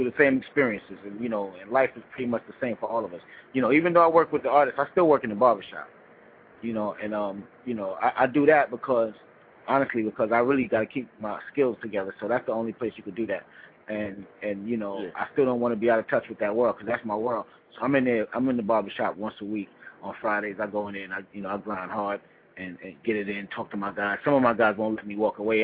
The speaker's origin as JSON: {"language": "English", "region": "New York", "country": "United States", "said": "I'm a barber from New York, from the Bronx"}